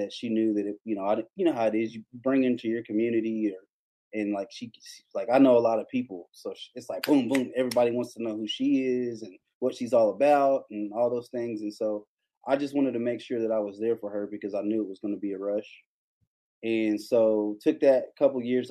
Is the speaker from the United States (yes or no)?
yes; Kentucky, United States; I grew up in Kentucky in the Baptist church.